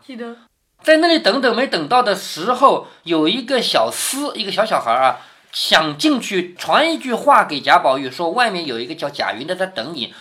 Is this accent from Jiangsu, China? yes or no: yes; Changzhou, Jiangsu, China; accent: Changzhou dialect; 我们常州话叫勒得利